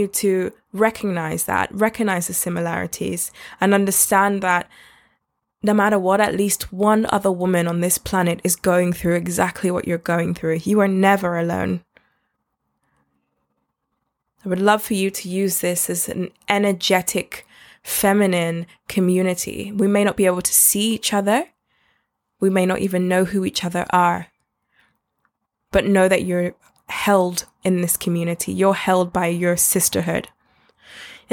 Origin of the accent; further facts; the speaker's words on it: London, United Kingdom; in terms of where this accent came from, I was born in London. I also live in London